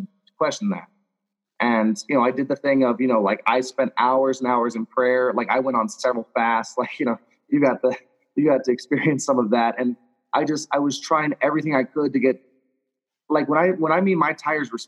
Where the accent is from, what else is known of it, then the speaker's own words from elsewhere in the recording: Louisiana, United States; I was raised in Louisiana, so I was raised in the South